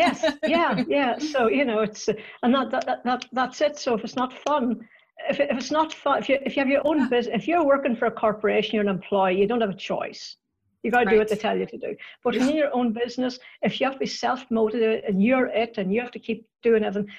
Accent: Northern Ireland, United Kingdom; accent: Northern Irish; I grew up in Northern Ireland and I still have the accent to prove it.

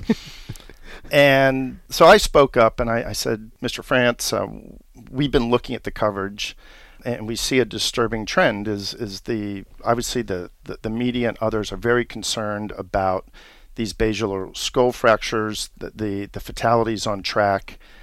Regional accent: Washington, District of Columbia, United States; I was born and raised here in Washington, D C

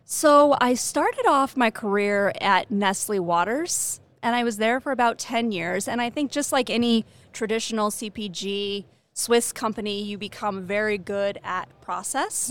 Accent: Rancho Cucamonga, California, United States; moved away as an adult; also born or lived in Pennsylvania; now in Boulder, United States; I'm originally from California. So I grew up in Rancho Cucamonga, moved to Pennsylvania for a little while, came back to California

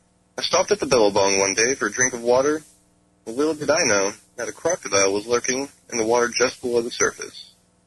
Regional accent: North Carolina, United States; I'm from North Carolina.

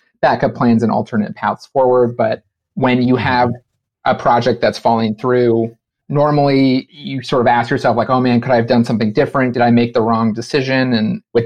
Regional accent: Los Angeles, California, United States; moved away as an adult; now in Brooklyn, United States; I grew up in Los Angeles

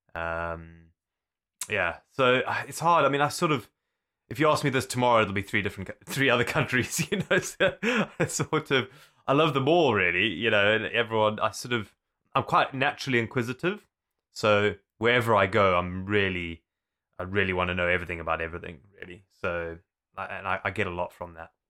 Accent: Zululand, KwaZulu-Natal, South Africa; also born or lived in Zimbabwe; now in United Kingdom; I was born in Zimbabwe, but we moved to South Africa when I was young. And I grew up in an area called Zululand.

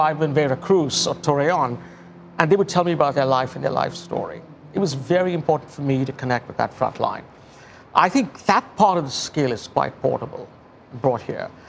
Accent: Pune, Maharashtra, India; moved away; I come from the hometown of Pune, where all the stores close from 1 to 4

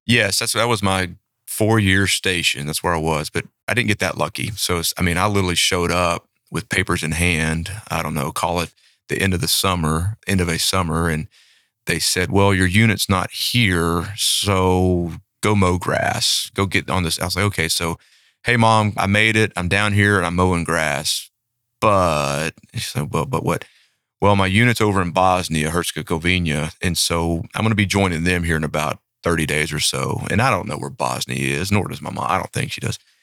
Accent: Shreveport, Louisiana, United States; moved away as an adult; now in Flower Mound, Texas, United States; we grew up in the same town. Now, we didn't know each other growing up in that town of Shreveport, Louisiana.

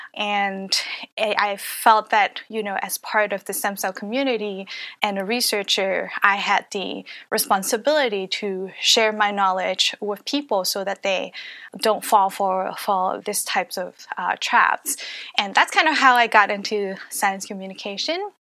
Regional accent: Hong Kong; moved away; also born or lived in Canada; I grew up in Hong Kong

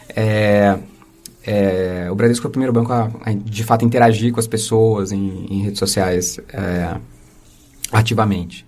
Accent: Osasco, São Paulo, Brazil; accent: R de porta; eu nasci aqui em Osasco e, e, criado por uma família que veio de São José do Rio Preto, uh, da família da minha mãe, da né? família do meu pai de Fortaleza. É, então eu sempre eu tenho esse R de porta

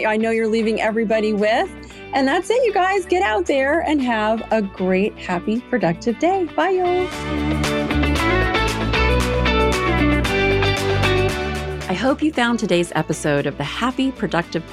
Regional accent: Arizona, the West, United States; also born or lived in Montana; I was born in Arizona and grew up out west and lived in Montana.

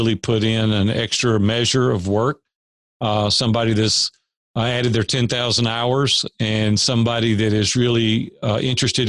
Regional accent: Nashville, Tennessee, United States; I grew up in Nashville, native Nashvillian

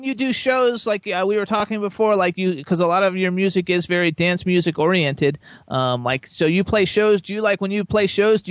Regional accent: Florida, United States; moved away as an adult; now in Pennsylvania, United States; I'm originally from Florida. I just moved to Pennsylvania like 8 months ago or something, but I lived in Florida my whole life

